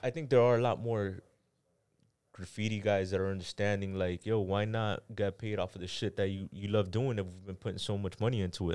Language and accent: English; Miami, Florida, United States; also born or lived in Panama / Kendall; Miami, I was here for a couple months, went to Panama. And then I grew up in Panama. I'm gonna say I was there for maybe, like, three years, came out here two years, went back to Panama three years, came back out here till now